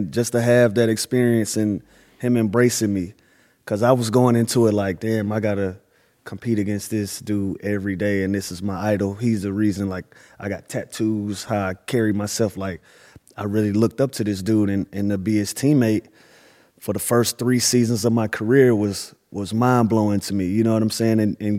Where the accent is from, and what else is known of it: Atlanta, Georgia, United States